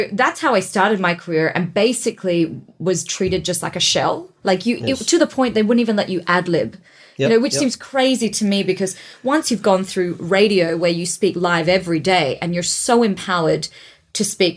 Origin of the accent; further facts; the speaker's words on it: Perth, Western Australia, Australia; moved away; small towns like where I grew up in Perth.